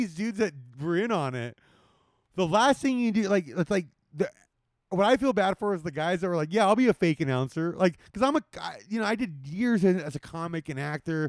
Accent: Maryland, United States; I'm from Maryland.

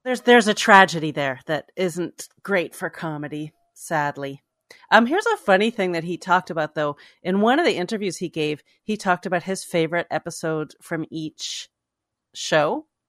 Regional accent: Toronto, Ontario, Canada; moved away; in Toronto. All this stuff goes on in my hometown decades after I've moved away.

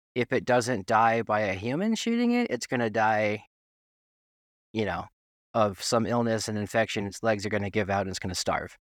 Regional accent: Tennessee, United States; also born or lived in New York City / Wyoming; I'm from New York City originally, but, uh, I grew up in Tennessee

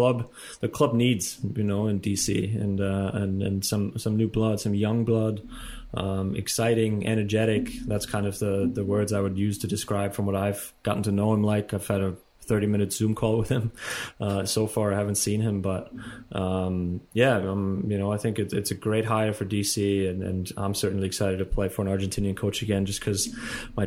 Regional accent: Germany; born or raised there; moved away as an adult; now in United States

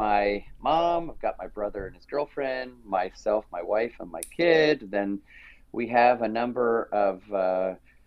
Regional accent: Toronto, Ontario, Canada; also born or lived in Las Vegas / Los Angeles; I grew up in Weston, which was at Jane and Lawrence. Till about 1987, then moved to Etobicoke

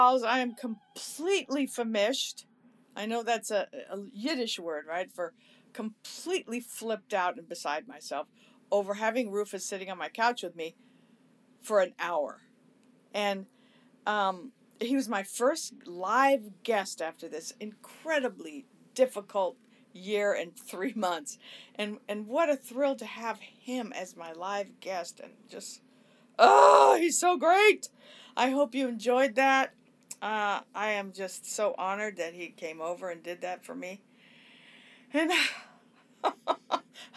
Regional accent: Los Angeles, California, United States; growing up in Hollywood and the Sunset Strip

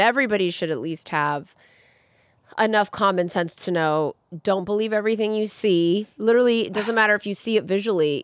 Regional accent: United States; now in Burbank, United States; being American

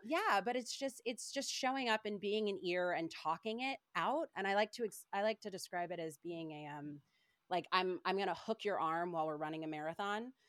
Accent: Paducah, Kentucky, United States; I was born and raised in Kentucky, like, Paducah, Kentucky, very small town

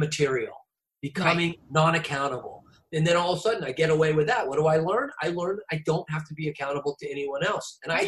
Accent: Newport Beach, California, United States; moved away; I grew up on Balboa Island. Like, you know, I grew up at Newport Beach

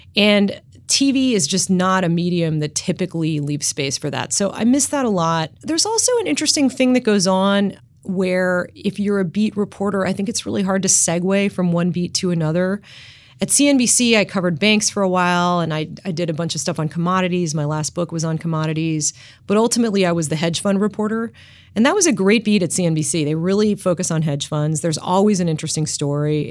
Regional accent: Washington, District of Columbia, United States; I grew up in Washington, D C

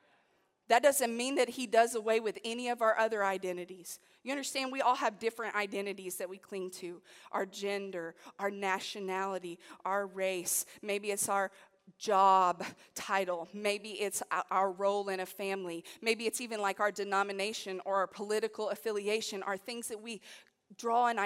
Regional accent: United States; I come as a Christian who happens to be American.

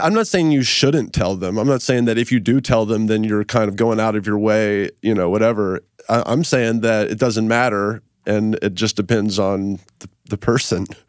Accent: Memphis, Tennessee, United States; now in Los Angeles, United States; I'm from Memphis, but then I moved out here to L

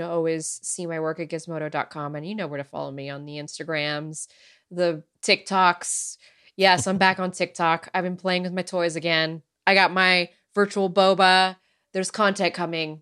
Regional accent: United States

